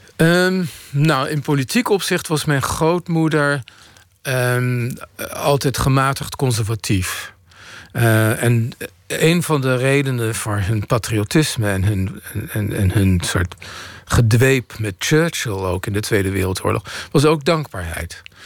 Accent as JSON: {"language": "Dutch", "town": "The Hague", "region": "South Holland", "country": "Netherlands", "tie": "born or raised there", "said": "ik groeide op in Den Haag"}